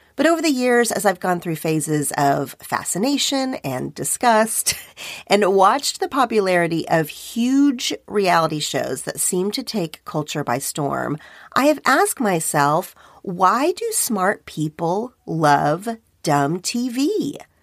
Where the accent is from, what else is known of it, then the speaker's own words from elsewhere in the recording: Oklahoma, United States; moved away as an adult; now in Los Angeles, United States; my hometown in Oklahoma